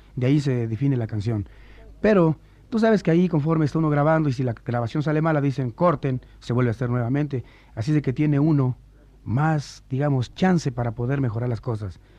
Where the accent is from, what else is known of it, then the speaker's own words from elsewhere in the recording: Tacubaya, Mexico City, Mexico; also born or lived in Nogales, Sonora; haberme criado en Tacubaya